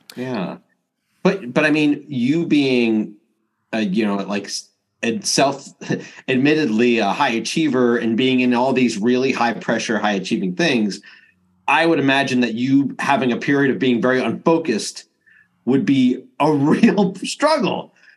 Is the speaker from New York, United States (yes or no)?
yes; New York, United States; I grew up in New York